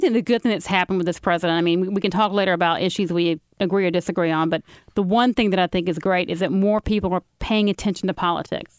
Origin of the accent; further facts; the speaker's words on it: Carrollton, Georgia, United States; also born or lived in New Orleans; I grew up in Carrollton, Georgia